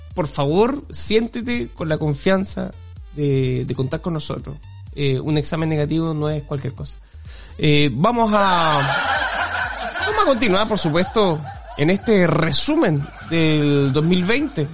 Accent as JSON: {"language": "Spanish", "country": "Chile", "said": "somos chilenos"}